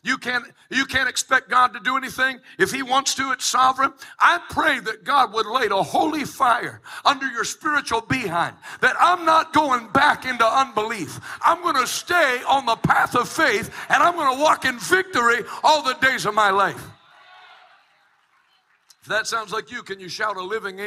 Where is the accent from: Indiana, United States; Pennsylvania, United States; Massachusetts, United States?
Pennsylvania, United States; Pittsburgh; I'm from Pittsburgh